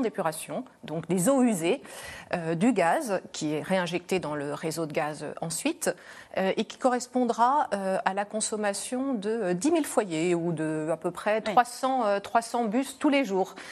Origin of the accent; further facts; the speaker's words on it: France; on a une énergie chez nous en France